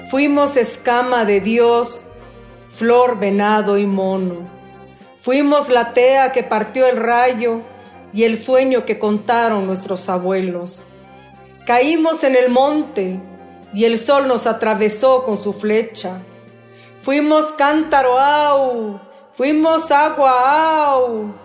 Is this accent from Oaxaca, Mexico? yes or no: yes; Juchitán, Oaxaca, Mexico; born there; Nací en Juchitán, Oaxaca. Hablo y escribo en lengua nube.